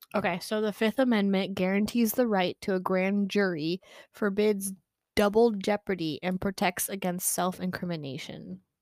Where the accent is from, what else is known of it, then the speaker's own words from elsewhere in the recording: United States; as an American